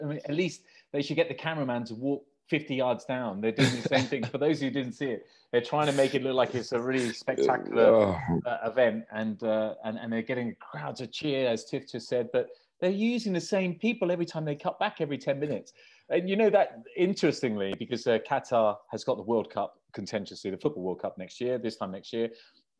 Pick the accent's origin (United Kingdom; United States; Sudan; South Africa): United Kingdom; No, we're British.